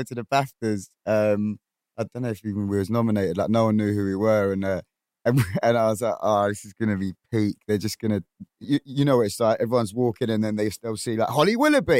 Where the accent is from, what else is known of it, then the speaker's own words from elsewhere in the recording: Kingston upon Thames, London, United Kingdom; I'm from Kingston originally